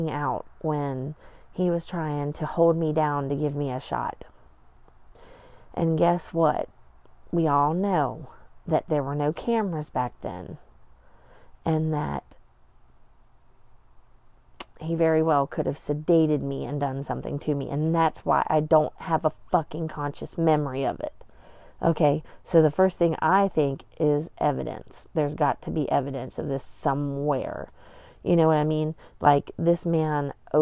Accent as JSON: {"language": "English", "region": "Appalachia", "country": "United States", "said": "we came from Appalachia"}